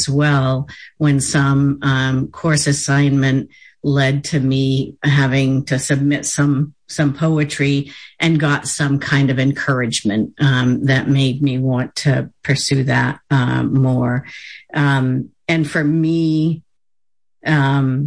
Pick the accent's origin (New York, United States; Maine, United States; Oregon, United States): Maine, United States; Bangor; I grew up in the Bangor area in Penobscot territory